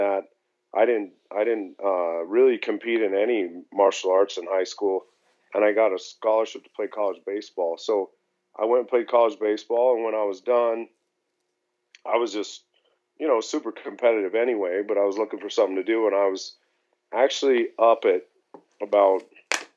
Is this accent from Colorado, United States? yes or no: yes; Denver, Colorado, United States; I was born and raised here in Denver